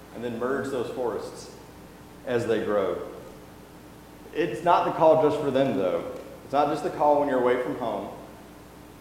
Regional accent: Alabama, United States; now in Mississippi, United States; I'm from Alabama, and I live in Mississippi now

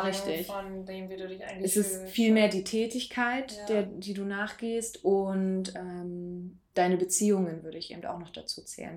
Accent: Berlin, Germany; moved away; ich komme ja ursprünglich aus Berlin und meine Eltern wohnen eben in der Nähe von Tegel

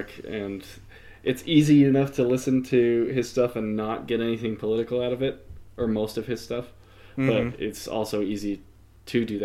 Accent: United States; as an American

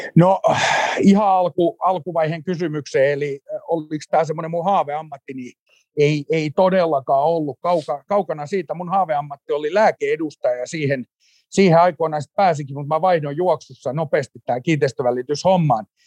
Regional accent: Turku, Southwest Finland, Finland; Mä tulen Turusta Heidegenin synnytyssairaalasta 17.3. vuonna 1976 syntynyt, syntynyt tappaus ja, ja tota, elänyt koko ikäni Turussa

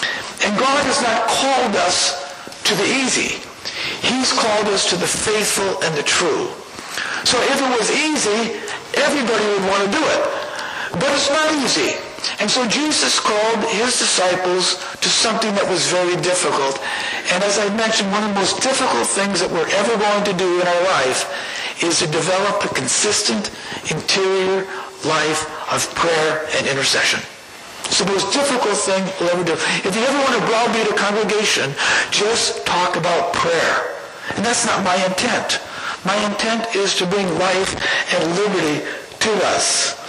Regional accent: California, United States; moved away as an adult; I came to Minnesota when I was 20 years old, and I'll tell that story sometime. And I came from California, and I love Minnesota.

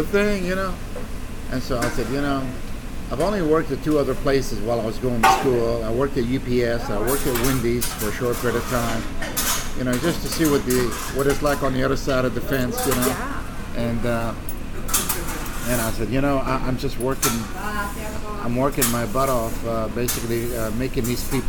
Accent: Ramallah, West Bank, Palestine; now in Arlington, Virginia, United States; Ramallah, my hometown where I was born, it's one of the beautiful places in the West Bank.

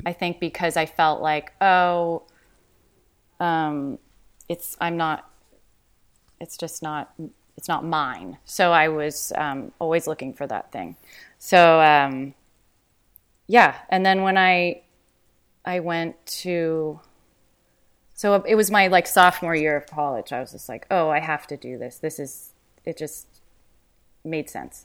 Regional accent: Los Angeles, California, United States; also born or lived in New York; I grew up in Venice, and um, then from there, my mom my mom's English. My father is a local LA person

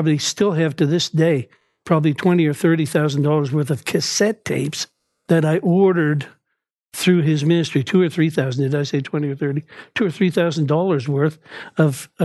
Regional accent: Dartmouth, Nova Scotia, Canada; born and raised in Dartmouth, Nova Scotia

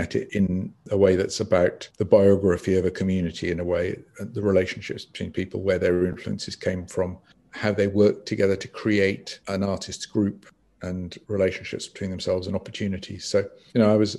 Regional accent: Swansea, Wales, United Kingdom; I grew up in Swansea

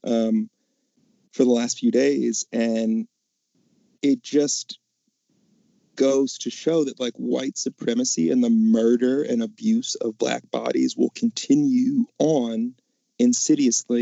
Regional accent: Mississippi, United States; We're from Mississippi

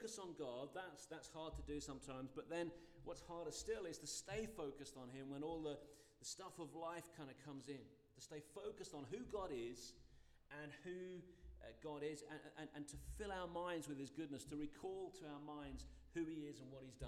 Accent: United Kingdom; I'm British

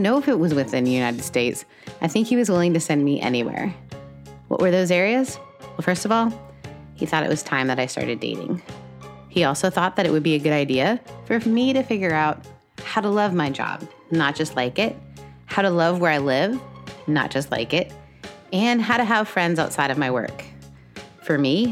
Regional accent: Canada; As a Canadian

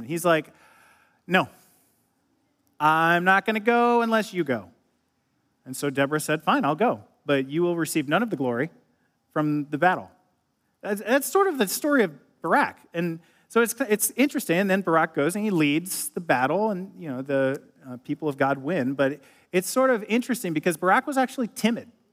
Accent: Ohio, United States; moved away as an adult; also born or lived in Illinois / California; a Midwesterner from Ohio growing up

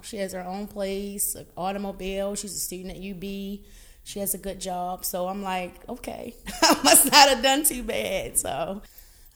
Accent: Baltimore, Maryland, United States; I am a Baltimorean. I was born and raised in Baltimore.

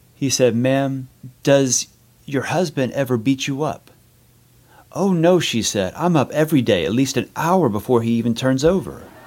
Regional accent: San Leon, Texas, United States; now in Los Angeles, United States; I grew up in San Leon, Texas, which is between Houston and Galveston

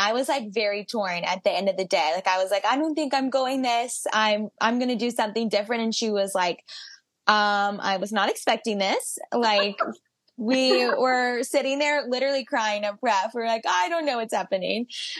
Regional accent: Georgia, United States; So I am from Georgia and went to Georgia.

